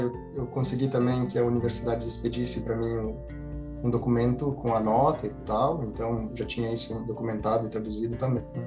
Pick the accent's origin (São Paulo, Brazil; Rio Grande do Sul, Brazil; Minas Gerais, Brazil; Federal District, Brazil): Rio Grande do Sul, Brazil; interior of; moved away as an adult; eu venho do interior do Rio Grande do Sul